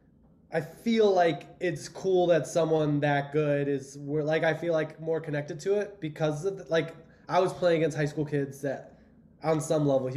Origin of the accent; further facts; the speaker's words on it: Indiana, United States; moved away; also born or lived in Cleveland / Chicago; I grew up in Indiana